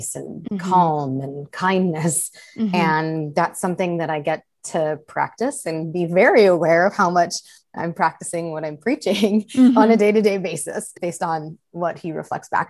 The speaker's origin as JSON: {"language": "English", "town": "Chicago", "region": "Illinois", "country": "United States", "tie": "born or raised there", "also_born_or_lived": "Southern California / Arizona", "moved": "as an adult", "lives_now": "Seattle, United States", "said": "I grew up in the Chicago area, spent a handful of years living in Southern California, went back to Chicago"}